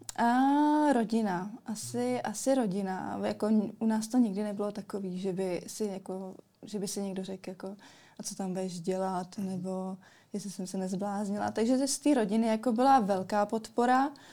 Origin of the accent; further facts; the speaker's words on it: Kostelec nad Orlicí, Hradec Králové Region, Czechia; pocházím z Kostelce na Todlicí